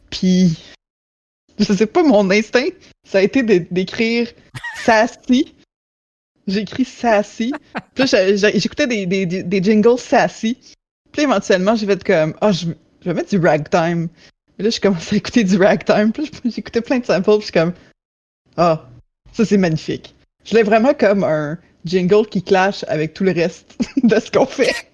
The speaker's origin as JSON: {"language": "French", "town": "Quebec City", "region": "Quebec", "country": "Canada", "said": "je viens de Québec"}